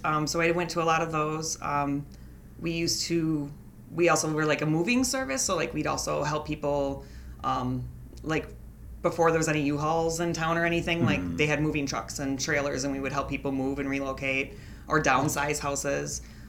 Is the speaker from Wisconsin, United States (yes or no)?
yes; Wisconsin Rapids, Wisconsin, United States; I am 32 years old, and I was born in 1985 in Wisconsin, and I grew up in Wisconsin Rapids.